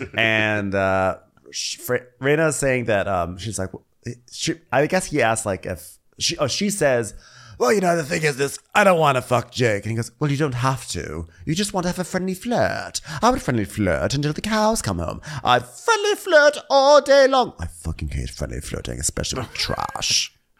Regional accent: Los Angeles, California, United States; here in in my hometown

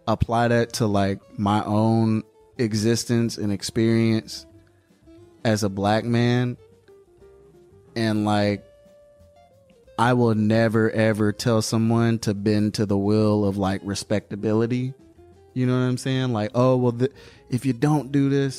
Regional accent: Atlanta, Georgia, United States; also born or lived in Savannah, Georgia; I'm from Atlanta.

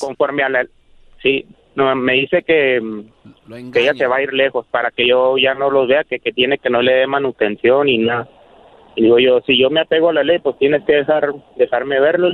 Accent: Chihuahua, Mexico; estoy acá en Chihuahua, yo, somos de Chihuahua.

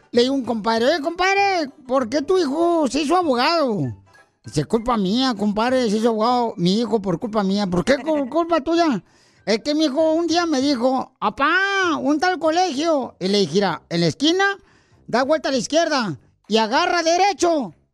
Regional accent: Hidalgo, Mexico; now in United States; Porque aquí venimos de Hidalgo

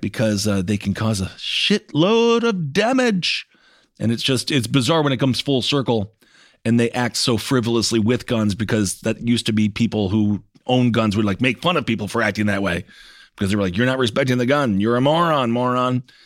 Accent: Wisconsin, United States; I'm from Wisconsin. I remember I took hunter safety

